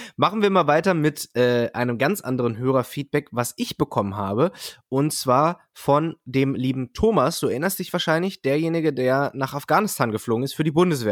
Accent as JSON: {"language": "German", "town": "Peine", "region": "Lower Saxony", "country": "Germany", "said": "Peine, wo ich herkomme"}